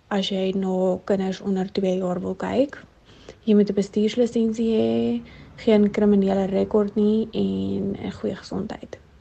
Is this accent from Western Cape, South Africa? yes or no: no; Free State, South Africa; moved away as an adult; also born or lived in United States; Ek is 26 en oorspronklik van die Vrystaat af.